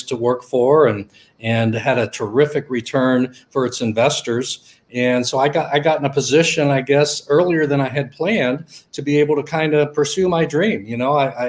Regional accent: Millersburg, Ohio, United States; I'm from a small town in Ohio called Millersburg, actually real close to Amish country

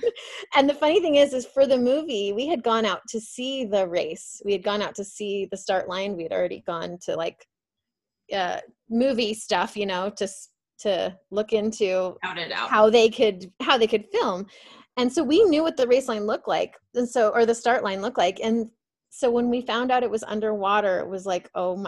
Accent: Phoenix, Arizona, United States; I'm from Phoenix, Arizona. So for me, it's like hot and sunny every day of my life

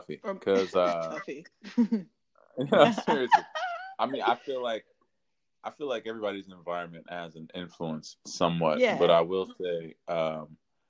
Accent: Englewood, New Jersey, United States; born and raised in Englewood, New Jersey

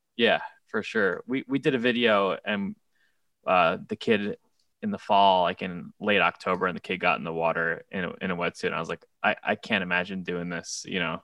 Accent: South Shore of Nassau County, Long Island, New York, United States; moved away as an adult; now in Brooklyn, United States; the South Shore of Nassau County in Long Island

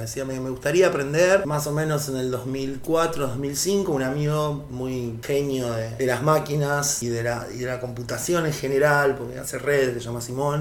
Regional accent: Azul, Buenos Aires Province, Argentina; moved away as an adult; now in La Plata, Argentina; como DJ en algunos boliches cuando era chico en Azul, antes de a La Plata, durante la secundaria

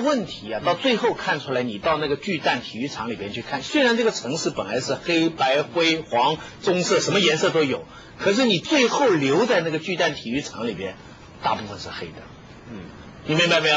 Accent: China; 我们中国人现在对这个事情发发一点议论哈

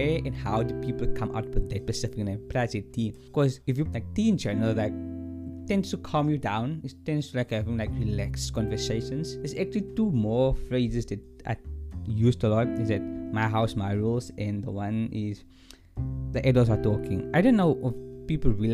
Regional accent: South Africa; as a South African

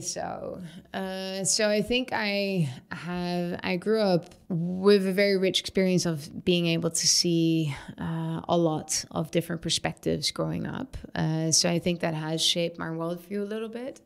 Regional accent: Syria; moved away; I was building houses when I was a kid growing up in Syria with rocks and mud and sticks and stones

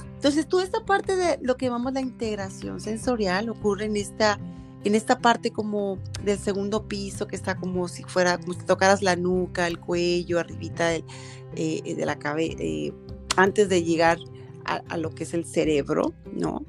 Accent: Mexico; somos mexicanas

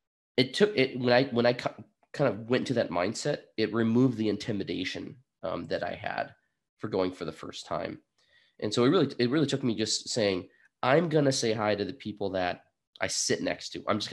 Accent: Burlington, Vermont, United States; I'm from Burlington, Vermont.

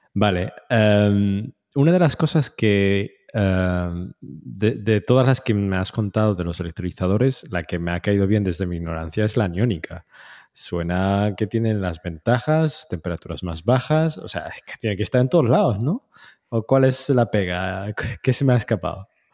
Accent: Tetouan, Tanger-Tetouan-Al Hoceima, Morocco; un hombre de no, norte de Marruecos

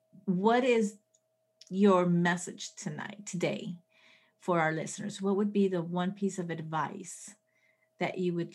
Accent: Colombia; born there; also born or lived in Puerto Rico; I was born in Colombia. So my parents traveled a lot. So I wasn't, you know, my brother's from Venezuela, you know, I lived in Puerto Rico, like I traveled.

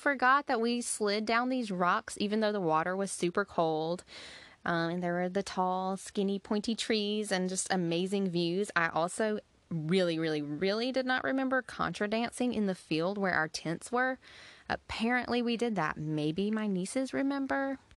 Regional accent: Georgia, United States; So we are from Georgia.

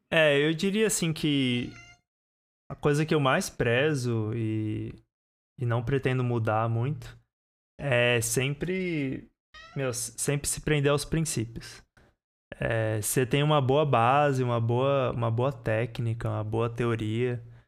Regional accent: São Paulo, Brazil; eu sou de São Paulo

